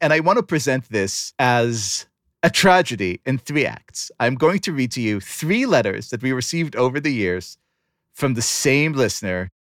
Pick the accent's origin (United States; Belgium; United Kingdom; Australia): Belgium; Brussels, Brussels-Capital Region; I come from Brussels, and there are definitely problems there. But we have a vibrant community that is largely supportive of Israel.